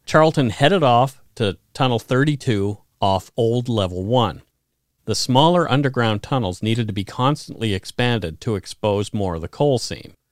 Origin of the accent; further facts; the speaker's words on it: Bridgewater, Nova Scotia, Canada; My hometown is centered around a Michelin tire plant